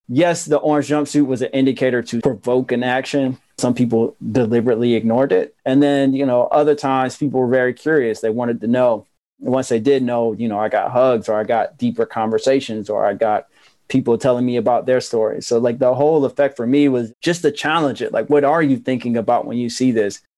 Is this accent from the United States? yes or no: yes; Asheville, North Carolina, United States; I tell people that I'm from Asheville, North Carolina